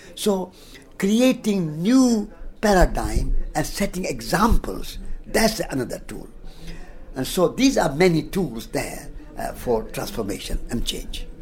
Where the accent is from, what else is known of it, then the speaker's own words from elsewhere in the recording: Rajasthan, India; I was born in Rajasthan, in India